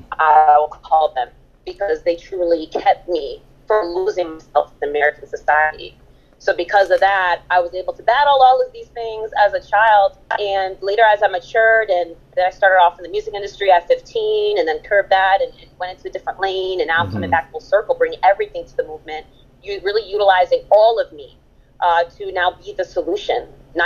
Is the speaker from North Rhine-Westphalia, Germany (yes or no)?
no; Berlin, Germany; I just came back from Berlin, Germany, from my hometown of Charlottenburg